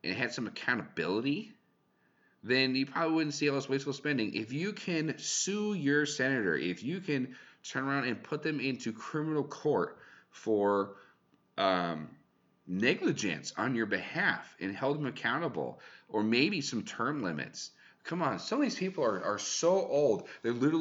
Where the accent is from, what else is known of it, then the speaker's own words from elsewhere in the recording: California, United States; I'm from California, Thule's